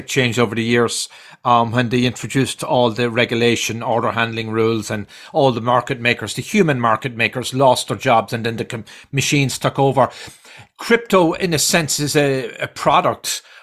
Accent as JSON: {"language": "English", "country": "Ireland", "also_born_or_lived": "New York/New Jersey, United States", "moved": "yes", "lives_now": "New Jersey, United States", "said": "being from Ireland, but I'm living here in New York, New Jersey"}